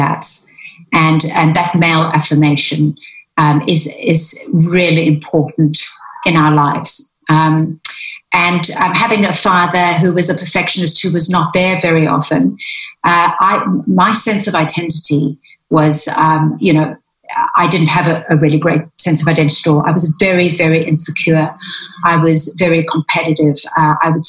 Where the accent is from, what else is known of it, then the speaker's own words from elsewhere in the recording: South Africa; now in London, United Kingdom; I grew up, in South Africa in a Greek family